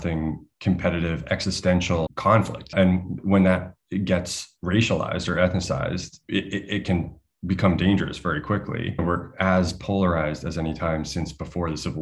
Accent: United States; As an American

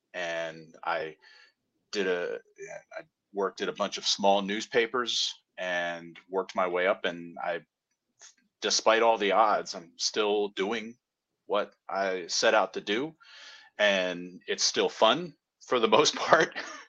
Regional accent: Silver Spring, Maryland, United States; also born or lived in various countries; I'm not originally from around these parts. I'm from Maryland, but I spent like half my childhood in Silver Spring, Maryland, which is a suburb of DC. And the other half was in various countries because my dad was a diplomat.

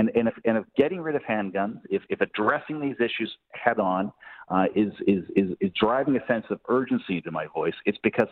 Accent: Canada; as Canadians and as Canadian voters

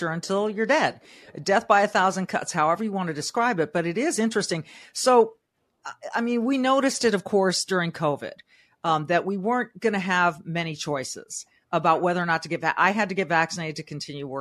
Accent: California, United States; I was born and raised in California

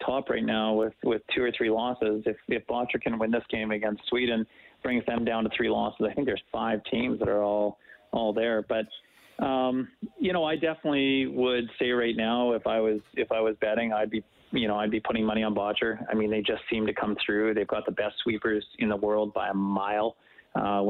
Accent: Winnipeg, Manitoba, Canada; where I grew up in Winnipeg

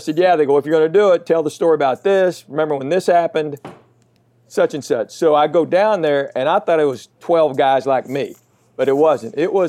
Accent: Knoxville, Tennessee, United States; I was born and raised in Knoxville. So that's where I went to school.

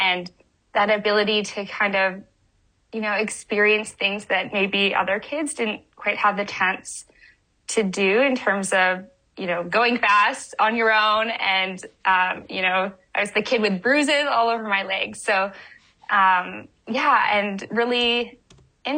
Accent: Winnipeg, Manitoba, Canada; now in California, United States; I grew up in Winnipeg, or just outside Winnipeg

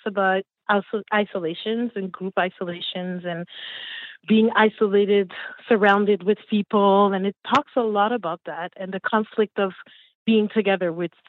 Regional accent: Montreal, Quebec, Canada; also born or lived in Haiti; I'm from Montreal, raised in Montreal, originally from Haiti. Came here in 76 years ago.

